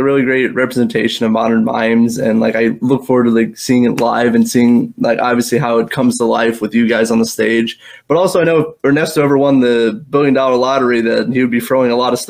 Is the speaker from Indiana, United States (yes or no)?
yes; South Bend, Indiana, United States; You guys are coming right to my hometown of South Bend